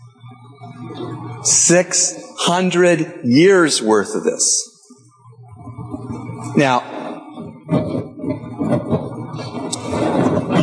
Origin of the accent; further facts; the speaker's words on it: Canada; I'm Canadian